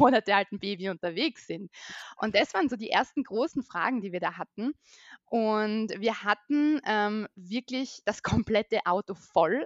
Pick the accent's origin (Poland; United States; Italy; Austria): Austria; Vienna; moved away as an adult; now in Carinthia, Austria; also ich bin aus Österreich, ich bin geboren in Wien und lebe jetzt zusammen mit meinem Mann und mit meiner mittlerweile zweieinhalbjährigen Tochter in Kärnten.